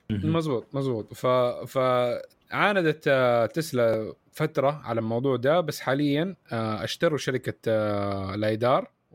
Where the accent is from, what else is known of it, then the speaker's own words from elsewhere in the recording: Saudi Arabia; احنا عندنا في السعوديه